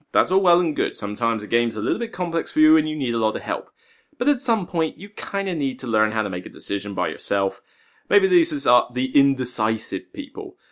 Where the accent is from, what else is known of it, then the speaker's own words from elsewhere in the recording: West Country, South West England, United Kingdom; also born or lived in Portsmouth; now in Hampshire, United Kingdom; I'm from the West Country. I do miss it